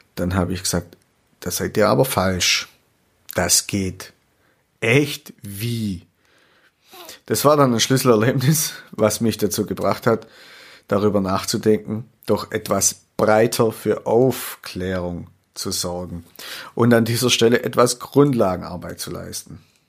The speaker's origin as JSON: {"language": "German", "area": "Swabia", "region": "Baden-Württemberg", "country": "Germany", "also_born_or_lived": "Würzburg", "accent": "Swabian", "said": "ich habe leider einen schwäbischen Akzent"}